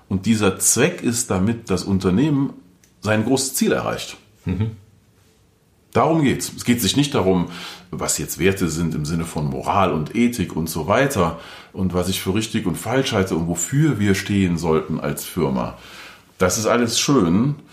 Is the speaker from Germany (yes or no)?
yes; North Rhine-Westphalia, Germany; Ich komme aus dem Rheinland, Nähe Köln. Karneval ist ein großer Spaß für viele da.